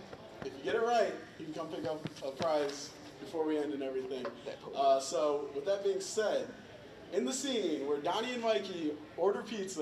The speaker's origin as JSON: {"language": "English", "region": "West Michigan", "country": "United States", "said": "We're from West Michigan."}